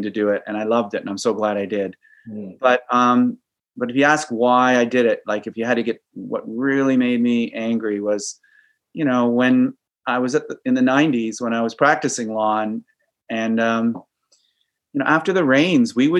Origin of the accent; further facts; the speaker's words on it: Kitchener, Ontario, Canada; I grew up in Kitchener, so we had the Grand River